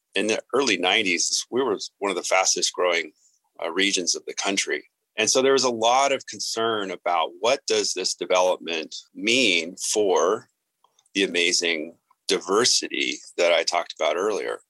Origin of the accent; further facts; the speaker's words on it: Vancouver, British Columbia, Canada; moved away as an adult; now in Tucson, United States; I grew up in British Columbia and Vancouver, and I love it up there